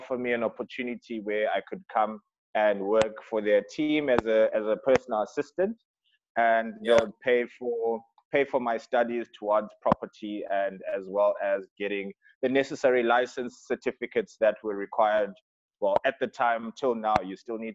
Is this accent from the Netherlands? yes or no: no; Zimbabwe; now in Cape Town, South Africa; originally from Zimbabwe.